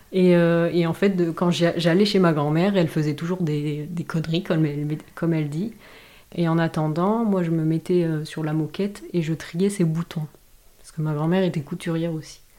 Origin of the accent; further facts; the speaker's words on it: Dax, Nouvelle-Aquitaine, France; also born or lived in Grande-Synthe, near Dunkirk; Je suis née en fait dans le nord de la France, à Grande-Sainte, donc c'est près de Dunkerque. Euh, et, en fait, j'ai vécu euh, toute mon enfance dans le sud-ouest, euh, à Dax.